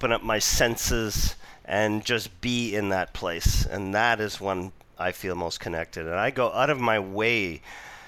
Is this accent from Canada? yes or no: yes; Vancouver, British Columbia, Canada; moved away; also born or lived in Toronto / Ontario / New York / Utah; I was born and raised in Vancouver, and I returned back here 9 months ago, but I've been away for almost 3 decades.